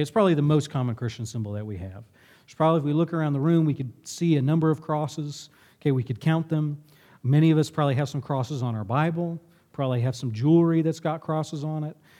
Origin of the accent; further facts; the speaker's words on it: Lexington, United States; my town growing up in Lexington